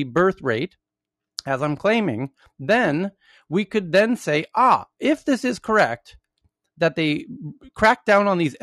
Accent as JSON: {"language": "English", "country": "United States", "moved": "as an adult", "lives_now": "Thailand", "said": "being an American who lives in Asia and works in Europe for more than a decade now"}